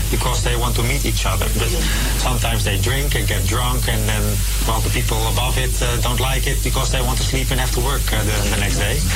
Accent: Amsterdam, North Holland, Netherlands; So I'm from Amsterdam Zuidoost, but there is one at Venserpolder, there is one at uh, the FD buurt.

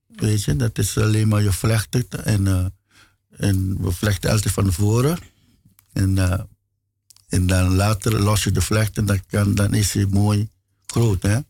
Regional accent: Caribbean Netherlands; moved away; also born or lived in Aruba / Curaçao; ik ben eh, geboren op Aruba. Ik ben uh, mijn jeugdjaren had ik eh, gedaan op Bonaire.

